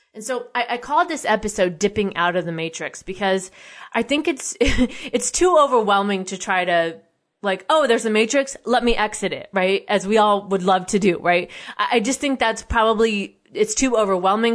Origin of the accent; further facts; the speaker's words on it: United States; as an American citizen